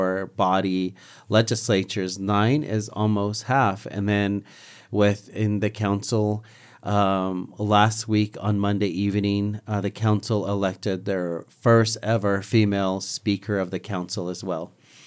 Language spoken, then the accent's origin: English; Navajo Nation, United States; I am from the Navajo Nation.